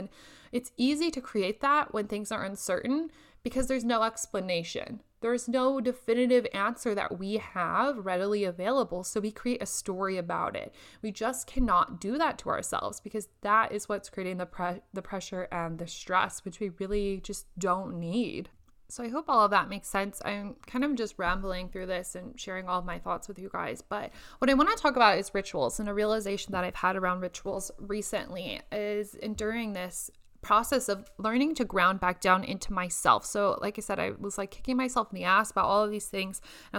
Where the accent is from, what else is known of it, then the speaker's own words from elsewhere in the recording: Indonesia; now in Lincoln, United States; during this quarantine instead of sit up in my apartment in Lincoln where it's much colder than what I am used to from Indonesia.